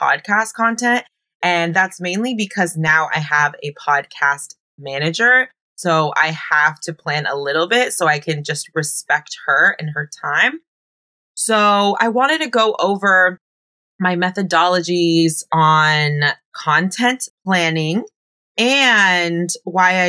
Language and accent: English; Bay Area, California, United States; moved away as an adult; also born or lived in Oakland, California; now in Los Angeles, United States; I was born and raised in the Bay Area.